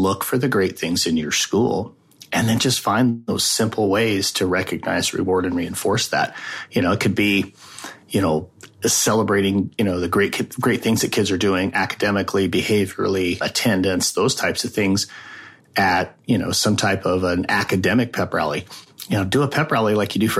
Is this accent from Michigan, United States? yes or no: no; Wyoming, United States; moved away as an adult; also born or lived in Arizona; My home state is Wyoming